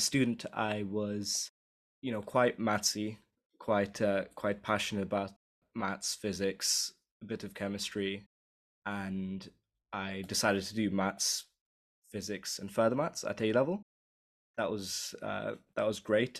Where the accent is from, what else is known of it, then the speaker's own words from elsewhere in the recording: London, United Kingdom; I'm from London, and I guess you could say I'm a first generation immigrant.